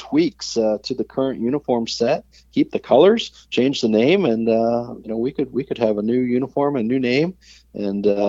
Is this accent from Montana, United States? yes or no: no; Atlanta, Georgia, United States; I grew up in Atlanta